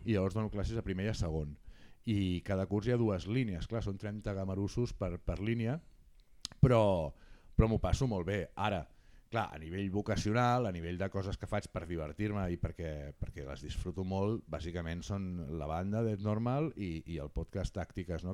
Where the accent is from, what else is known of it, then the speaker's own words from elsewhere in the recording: Barcelona, Catalonia, Spain; jo sóc del Guinardó